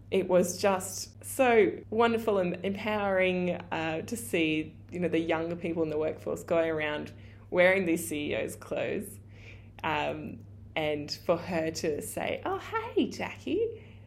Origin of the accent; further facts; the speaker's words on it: regional Queensland, Australia; my hometown in regional Queensland